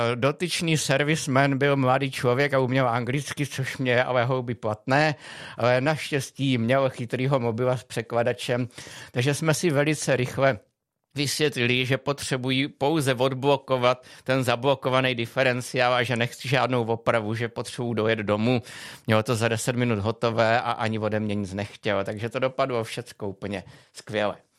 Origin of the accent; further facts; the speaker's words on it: Czechia; jsem řekl Čech